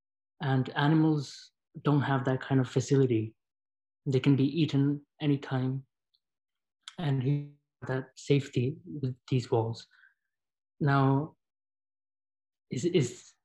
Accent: India; moved away as an adult; now in Toronto, Canada; I'm in Toronto, but I came as a student from India

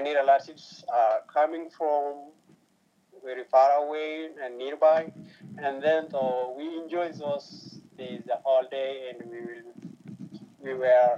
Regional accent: Ethiopia; now in United States; I was born in Ethiopia, which is away from USA

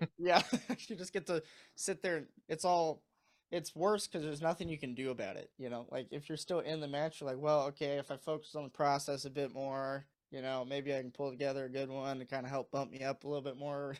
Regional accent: Missouri, United States; moved away as an adult; now in Michigan, United States; I moved up here for college. I'm from Missouri

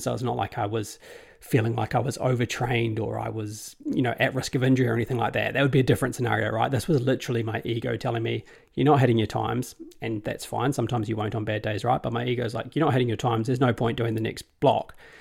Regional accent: New Zealand; as a New Zealander

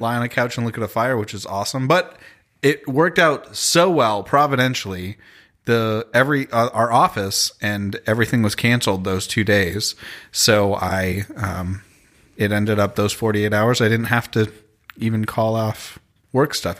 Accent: Toronto, Ontario, Canada; I'm from Toronto, Canada

